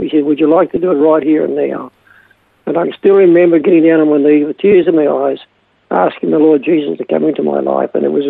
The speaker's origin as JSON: {"language": "English", "town": "Jindivick", "region": "Victoria", "country": "Australia", "tie": "born or raised there", "said": "Well, very, very different than what it is today. I mean, we grew up on a dairy farm, and of course the Second World War started then, and after that I left home at the age of 15 and left school and came home to milk cows on the farm."}